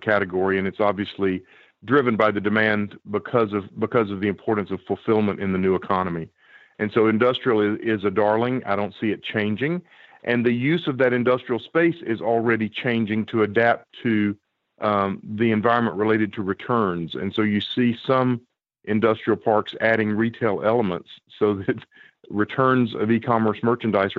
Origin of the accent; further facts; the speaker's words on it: the South, United States; As a Southerner